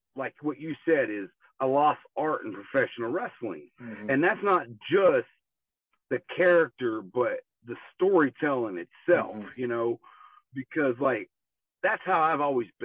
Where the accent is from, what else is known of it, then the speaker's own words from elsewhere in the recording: Tulsa, Oklahoma, United States; I grew up here in Tulsa, Oklahoma